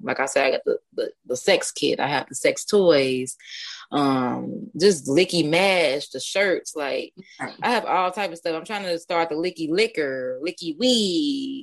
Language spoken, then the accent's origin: English; Chicago, Illinois, United States; I am from Chicago, the East Side.